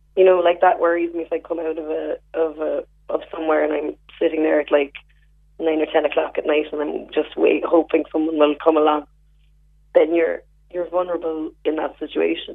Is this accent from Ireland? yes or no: yes; West Cork, Munster, Ireland; I'm from West Cork